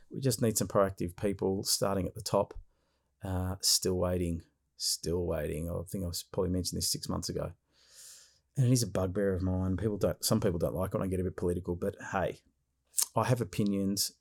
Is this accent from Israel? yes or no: no; Victoria, Australia; my home state of Victoria